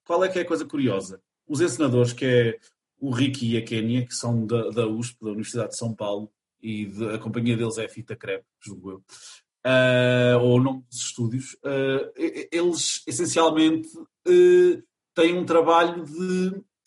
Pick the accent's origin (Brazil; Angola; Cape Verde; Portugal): Portugal; Chaves, Norte; also born or lived in Lisbon; eu sou natural de Chaves na minha concepção, apesar de ter nascido em Lisboa, porque eu fui para Uh, eh, depois de nascer para Chaves, foi aos três anos